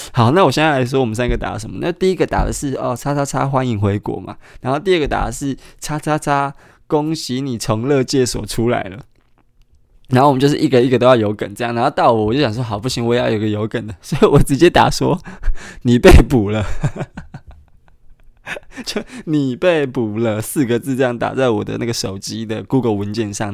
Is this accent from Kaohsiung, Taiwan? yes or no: yes; Kaohsiung, Taiwan; moved away; 高雄，也就是我的故乡